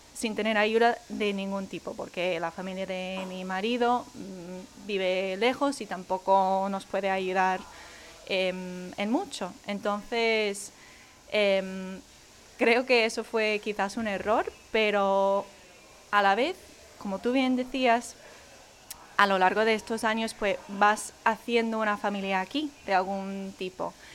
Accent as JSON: {"language": "Spanish", "region": "Wisconsin", "country": "United States", "second_language": "Spanish", "moved": "as an adult", "lives_now": "Spain", "said": "yo que soy de Wisconsin, que hace menos 30 grados en invierno"}